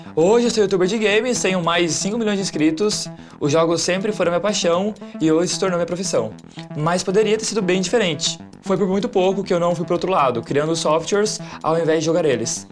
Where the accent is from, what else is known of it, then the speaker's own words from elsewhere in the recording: Joinville, Santa Catarina, Brazil; Eu nasci e cresci em Joinville